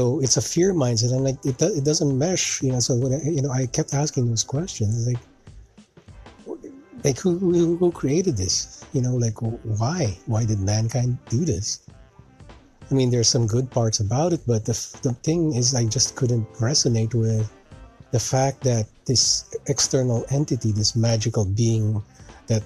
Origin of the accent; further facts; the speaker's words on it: Philippines; also born or lived in Canada; now in United States; growing up in the Philippines, living in Canada, and now living here in the U.S.